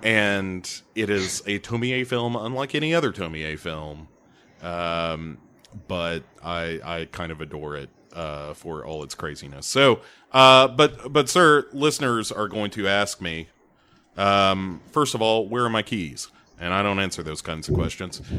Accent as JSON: {"language": "English", "country": "United States", "said": "I am American"}